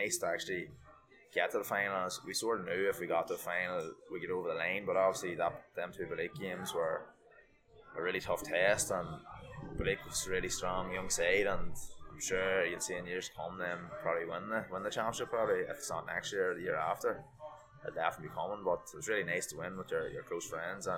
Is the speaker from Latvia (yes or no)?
no; South Armagh, Northern Ireland, United Kingdom; accent: South Armagh; I've lived here all my life